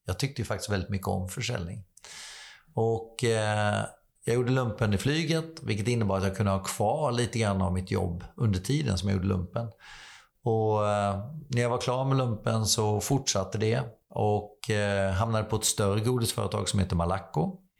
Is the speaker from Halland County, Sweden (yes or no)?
yes; Slöinge, Halland County, Sweden; moved away; jag är uppvuxen i Falkenberg, eller utanför Falkenberg, ett litet samhälle som heter Slöinge